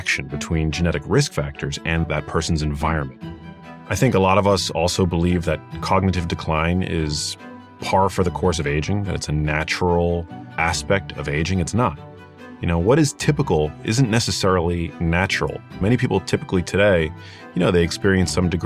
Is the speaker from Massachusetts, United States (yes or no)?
no; New York City, New York, United States; I grew up in New York City, in Manhattan, in a neighborhood called Murray Hill